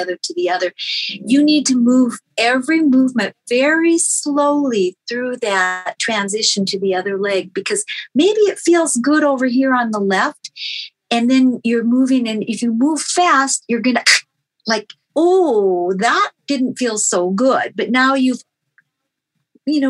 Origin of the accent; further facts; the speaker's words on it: North Dakota, United States; I grew up in North Dakota